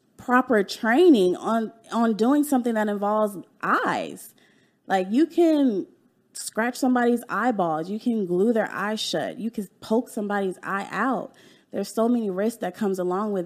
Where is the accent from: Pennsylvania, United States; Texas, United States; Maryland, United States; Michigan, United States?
Texas, United States; Dallas; also born or lived in California; I was born in California, and I moved to Dallas when I was 10